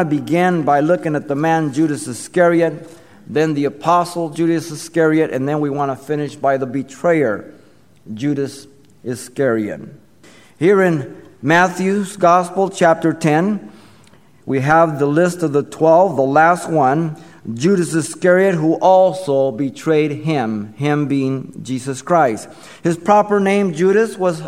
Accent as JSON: {"language": "English", "region": "Mexico City", "country": "Mexico", "tie": "born or raised there", "said": "I remember growing up in Mexico City. I was small, 4, 5, 6 years old."}